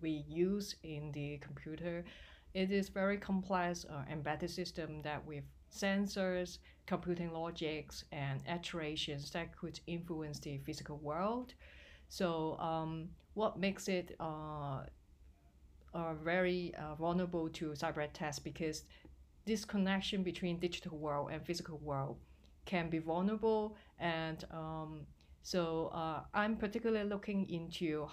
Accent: Hong Kong; moved away as an adult; now in Bristol, United Kingdom; I came from Hong Kong

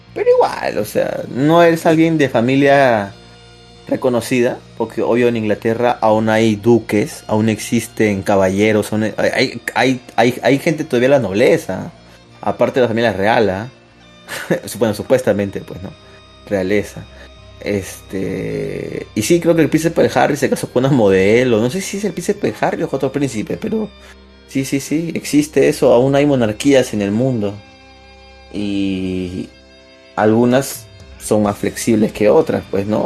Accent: Peru; somos peruanos

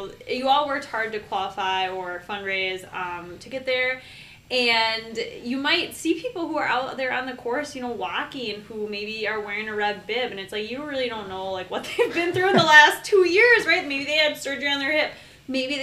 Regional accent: Minneapolis, Minnesota, United States; I'm from Minneapolis. We train in the winter

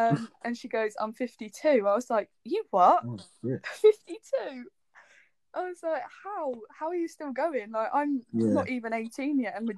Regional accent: Brackley, East Midlands, United Kingdom; Brackley, which is where I'm from.

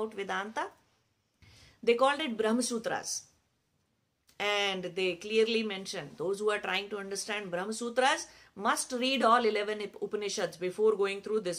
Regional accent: India; it's perfectly valid in our culture to teach kids how to fast since childhood.

